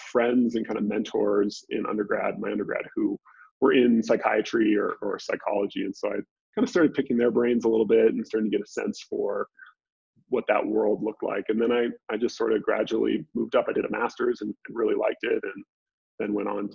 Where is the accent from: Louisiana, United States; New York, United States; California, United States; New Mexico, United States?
California, United States; just north of the Bay Area, Northern; moved away as an adult; also born or lived in Dallas; I'm from Northern California originally, just north of the Bay Area. So I grew up there